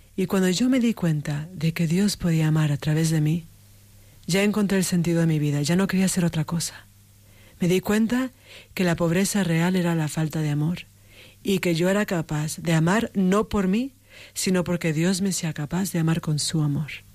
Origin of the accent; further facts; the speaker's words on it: Mexico; moved away; also born or lived in United States; De México, sí, sí. Nací en México, también tengo, tengo un padre de Estados Unidos. Entonces, tengo que decir que soy de los dos países, pero, empecé en México